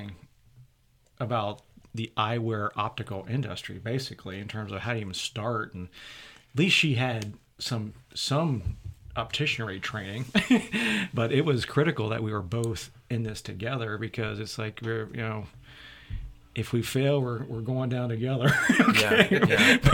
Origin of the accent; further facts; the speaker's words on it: Marysville, Ohio, United States; moved away as an adult; also born or lived in Poland, Ohio; now in Sharon, United States; I grew up near Columbus, Ohio